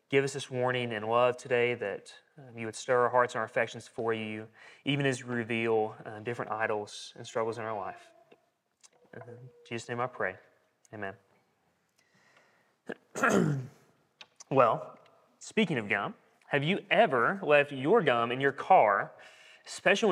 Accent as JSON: {"language": "English", "town": "Corbin", "region": "Kentucky", "country": "United States", "tie": "born or raised there", "moved": "yes", "said": "I'm from Corbin, Kentucky."}